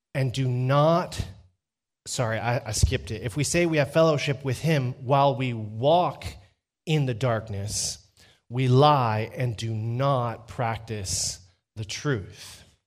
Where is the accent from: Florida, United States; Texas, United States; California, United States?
Texas, United States; Dripping Springs; I'm from Dripping Springs, Texas.